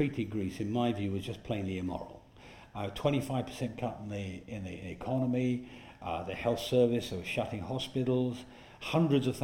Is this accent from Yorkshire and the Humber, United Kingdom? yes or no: yes; Yorkshire and the Humber, United Kingdom; I speak as a Yorkshireman